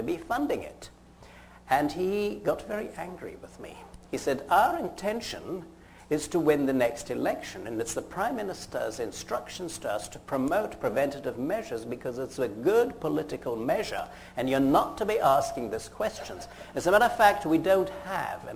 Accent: United Kingdom; accent: British; moved away as an adult; also born or lived in Fort Frances, Ontario, Canada / Edinburgh; now in United States; I graduated, as you worked out from my accent, in Britain. I'm an Edinburgh graduate

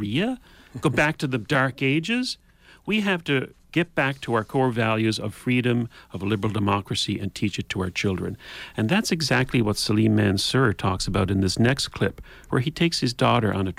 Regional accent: Canada

